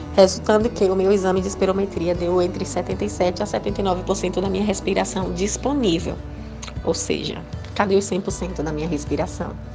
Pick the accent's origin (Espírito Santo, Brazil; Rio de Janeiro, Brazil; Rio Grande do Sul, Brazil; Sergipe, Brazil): Sergipe, Brazil; Aracaju; sou de Aracaju, Sergipe